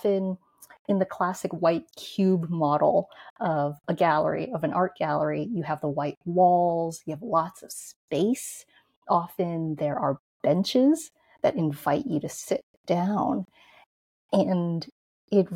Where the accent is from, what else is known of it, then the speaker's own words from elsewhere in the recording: New York, United States; I grew up in New York, in Manhattan, in Chinatown.